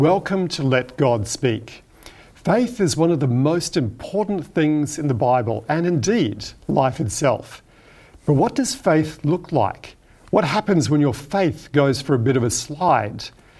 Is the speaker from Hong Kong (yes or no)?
yes; Hong Kong; I grew up in Hong Kong, where my parents were working as medical missionaries at the Seventh-day Adventist Hospital, which was located in Chun Wan.